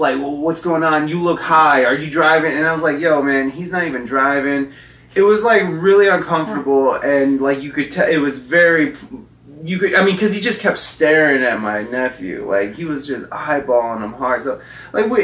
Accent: Adrian, Michigan, United States; moved away; I was in Adrian, Michigan, where I'm kind of from, Adrian, Michigan

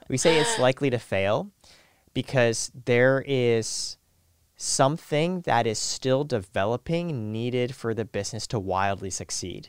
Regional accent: Canada; moved away; also born or lived in Silicon Valley; I was born in Canada next to a nuclear power plant

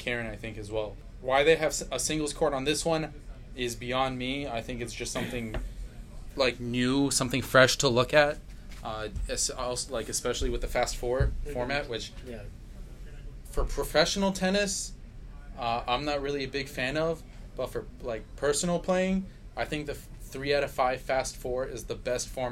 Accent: New York City, New York, United States; Growing up in New York City

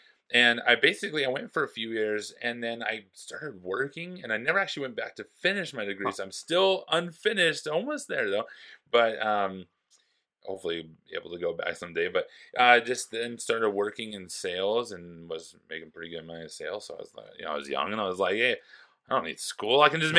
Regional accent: Forest Grove, Oregon, United States; My buddy Luke was up there with me and my buddy Johnny, and we're all from Forest Grove, Oregon.

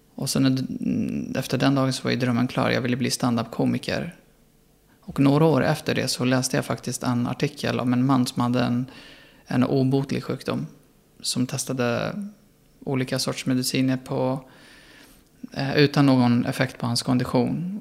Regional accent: Sweden; jag var svensk

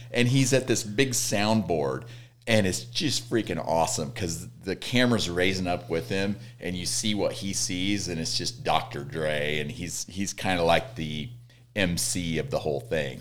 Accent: Red Oak, Iowa, United States; moved away; my hometown is Red Oak, Iowa

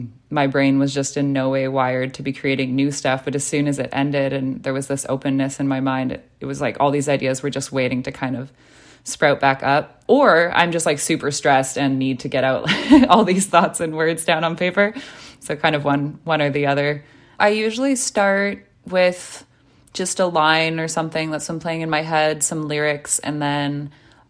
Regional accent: Vancouver, British Columbia, Canada; now in Montreal, Canada; growing up in Vancouver, the Francophone community is pretty small

